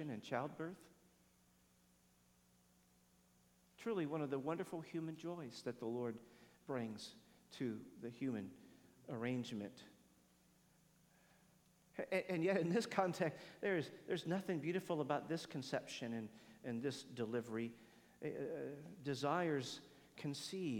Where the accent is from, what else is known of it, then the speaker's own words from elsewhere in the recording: United States; I'm an American